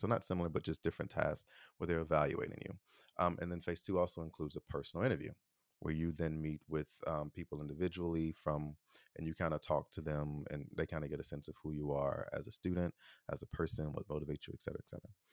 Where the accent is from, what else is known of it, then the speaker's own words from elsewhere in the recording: Chicago, Illinois, United States; I am an American from Chicago